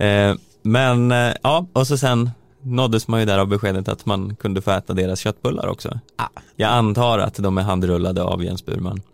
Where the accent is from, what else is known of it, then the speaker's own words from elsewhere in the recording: Söderhamn, Gävleborg County, Sweden; jag kommer från Söderhamn